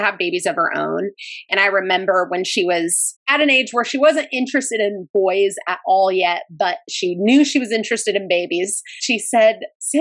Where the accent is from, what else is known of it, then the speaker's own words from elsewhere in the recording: Southern California, United States; We grew up in Southern California